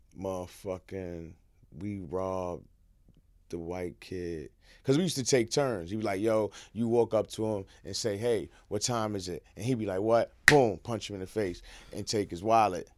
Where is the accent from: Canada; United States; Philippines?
United States; New York City, New York; I'm a East Side nigga. From one hundred second Street and third, I was born in Mount Sinai Hospital, right there on the East Side